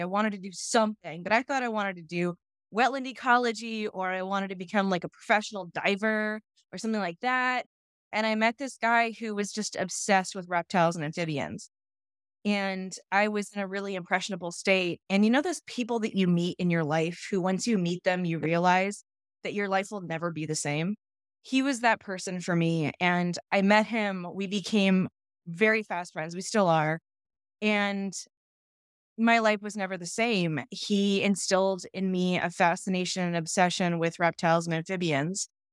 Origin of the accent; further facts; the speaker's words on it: California, United States; also born or lived in Ohio; I was born and raised in California